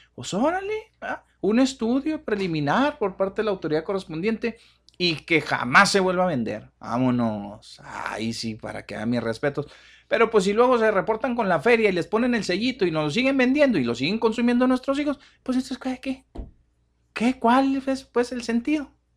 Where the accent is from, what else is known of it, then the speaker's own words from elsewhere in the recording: Mexico; nosotros como mexicanos